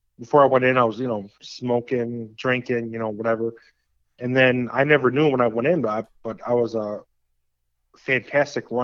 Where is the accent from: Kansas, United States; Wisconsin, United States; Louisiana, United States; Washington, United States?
Wisconsin, United States; Northeast; I'm from Northeast Wisconsin, a small town, about 12,000 people. Graduated high school in 2001